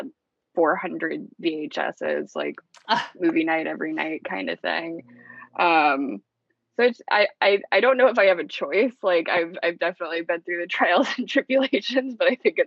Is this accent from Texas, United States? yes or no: no; Asheville, North Carolina, United States; I grew up in outside of Asheville in North Carolina.